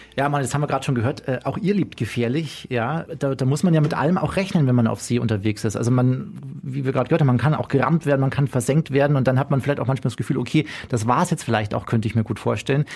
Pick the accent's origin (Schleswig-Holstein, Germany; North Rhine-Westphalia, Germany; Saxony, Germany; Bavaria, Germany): Bavaria, Germany; Chiemsee; in meine Heimat, in den Chiemsee, ans Sonnendeck Chieming